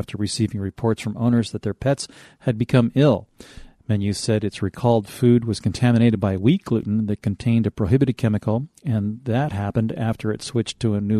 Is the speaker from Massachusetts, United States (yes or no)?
yes; Massachusetts, United States; also born or lived in Southern California; now in California, United States; since I was born in Massachusetts, I certainly understand why I now live in California.